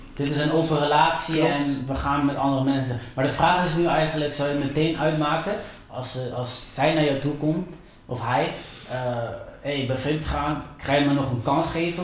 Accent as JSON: {"language": "Dutch", "country": "Colombia", "moved": "yes", "said": "ik was toen in Colombia, ik kom uit Colombia."}